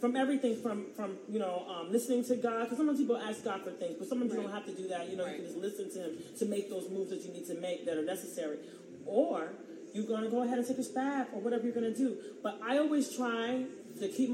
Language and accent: English; Tampa, Florida, United States; I'm from Tampa Bay